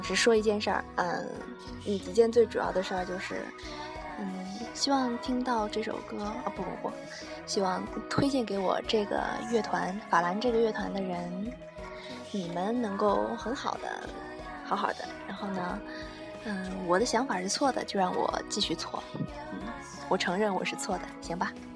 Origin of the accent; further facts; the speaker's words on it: Sichuan, China; 作为四川人